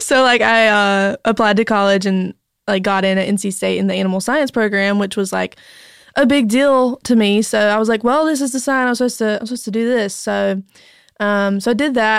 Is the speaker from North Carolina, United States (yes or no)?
yes; North Carolina, United States; accent: thick North Carolina; moved away as an adult; also born or lived in Raleigh, North Carolina; now in Nashville, United States; I'm from North Carolina.